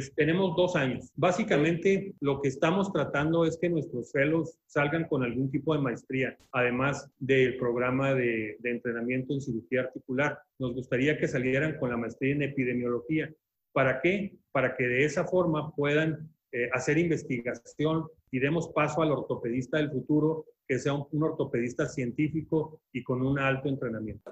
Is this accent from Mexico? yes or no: yes; Chihuahua, Mexico; also born or lived in Mexico City / Hamilton, Ontario, Canada; yo soy chihuahuense, eh, hice mi, mi, carrera de medicina aquí en la ciudad de Chihuahua